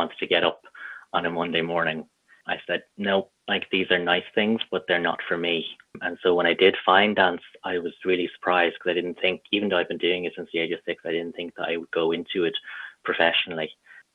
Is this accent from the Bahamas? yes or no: no; Dublin, Leinster, Ireland; also born or lived in Midlands, Ireland; I was born in Dublin and I've kind of lived between Dublin and then Midlands where my parents moved